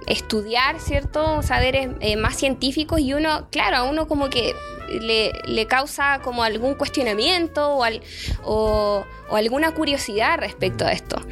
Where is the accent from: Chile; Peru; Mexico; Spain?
Chile; seguimos siendo un país tremendamente conservador